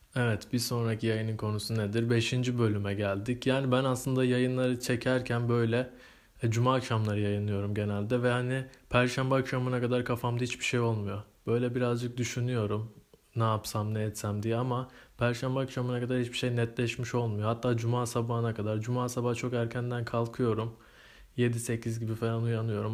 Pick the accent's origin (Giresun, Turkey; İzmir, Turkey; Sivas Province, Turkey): Giresun, Turkey; also born or lived in Istanbul; Doğma büyüme Giresunluyum.